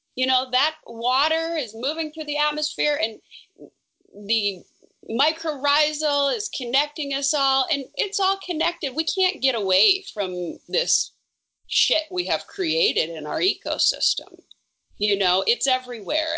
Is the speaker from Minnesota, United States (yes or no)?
yes; Smoky Hills, northern Minnesota, United States; moved away as an adult; I grew up in northern Minnesota, just south of the Canadian border, and very thickly forested. I come from the Smoky Hills